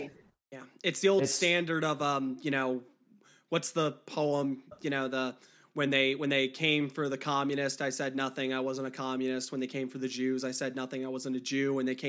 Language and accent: English; Deep South, United States; I grew up in the Deep South, and I was Catholic, and you know, being Catholic in the Deep South is like being an actual pagan anywhere else.